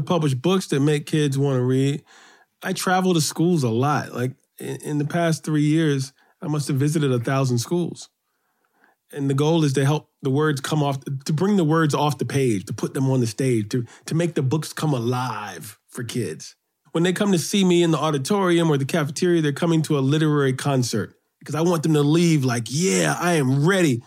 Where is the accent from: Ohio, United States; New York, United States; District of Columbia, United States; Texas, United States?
New York, United States; New York City; I grew up on the Upper West Side of New York